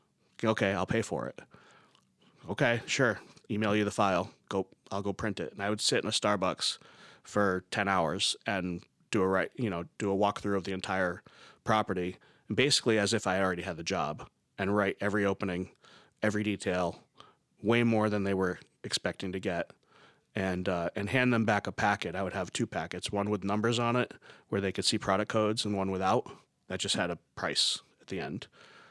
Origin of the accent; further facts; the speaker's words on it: New York, United States; I'm from New York and I work with this product line that you use and I want to help you guys.